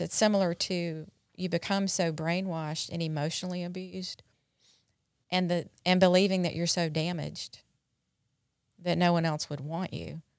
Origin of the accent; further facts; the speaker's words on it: North Carolina, United States; moved away as an adult; also born or lived in Dallas, Texas; now in Mississippi, United States; I grew up in North Carolina